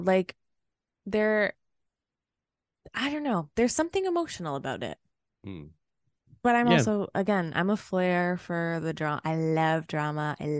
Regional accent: Hamilton, Ontario, Canada; I'm from Hamilton

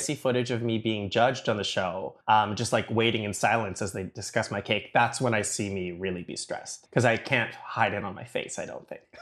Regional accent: Toronto, Ontario, Canada; I grew up in Scarborough, but, uh, I mean, sort of. So I, uh, I grew up in Scarborough, but I went to school downtown.

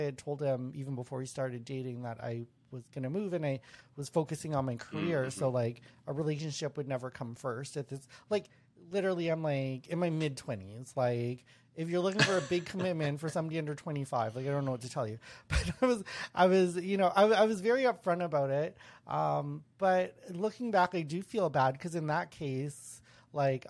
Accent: Winnipeg, Manitoba, Canada; moved away; I'm from Winnipeg. My whole family's from Winnipeg.

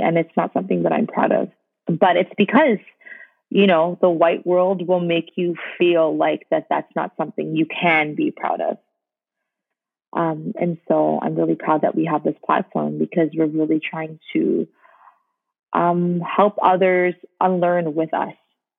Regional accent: Canada; being Canadian and growing up in North America

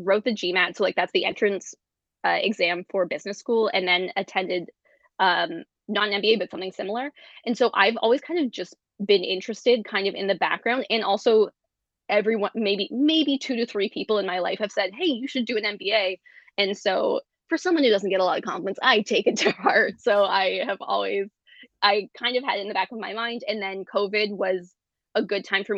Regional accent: Guelph, Ontario, Canada; now in Toronto, Canada; as a precocious teenager growing up in Guelph, Ontario

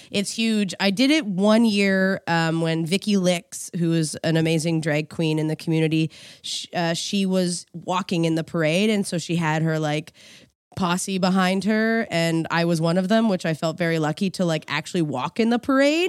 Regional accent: Quispamsis, New Brunswick, Canada; moved away as an adult; also born or lived in Sackville; now in Toronto, Canada; I grew up in Quispamsis

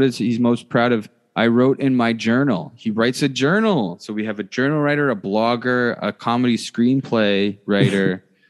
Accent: Canada; We love Canadians on this podcast because we are Canadian.

